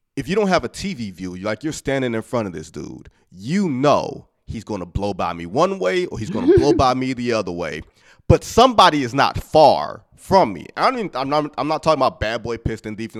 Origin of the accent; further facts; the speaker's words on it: Detroit, Michigan, United States; I'm from Detroit